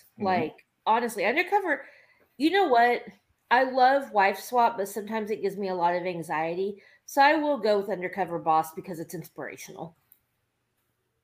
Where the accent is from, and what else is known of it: Oklahoma City, Oklahoma, United States; born or raised there